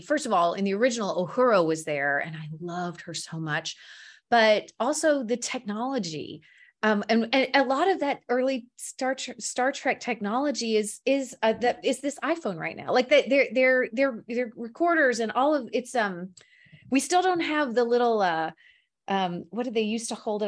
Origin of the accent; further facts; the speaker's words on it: the South, United States; I grew up in the South